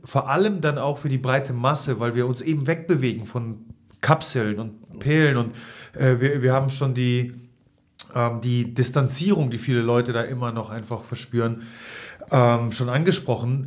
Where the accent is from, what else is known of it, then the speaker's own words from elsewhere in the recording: Hamburg, Germany; hier als Hamburger